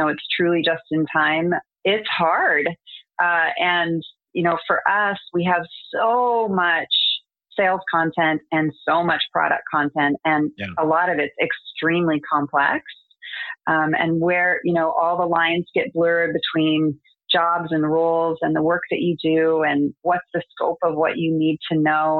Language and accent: English; United States; I'm American